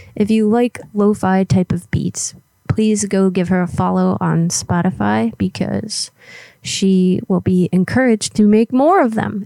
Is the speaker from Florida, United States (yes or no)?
yes; Florida, United States; moved away; where I grew up in Florida